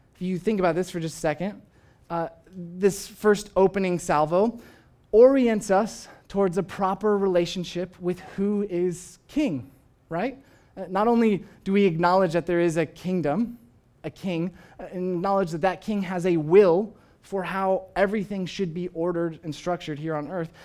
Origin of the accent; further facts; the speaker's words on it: United States; I, I, of course, am an American. I, I am proud of being an American. I, I love coming from this country.